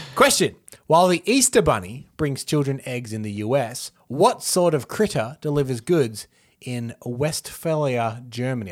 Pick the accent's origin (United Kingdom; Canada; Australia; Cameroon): Australia; as an Australian